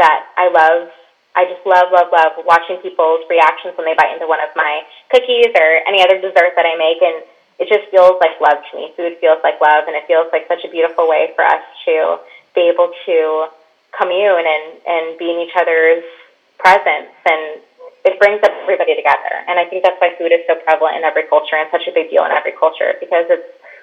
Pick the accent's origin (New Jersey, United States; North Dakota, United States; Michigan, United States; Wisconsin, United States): Michigan, United States; now in Orlando, United States; I live in Orlando, Florida now, but I grew up in Michigan, right on the lake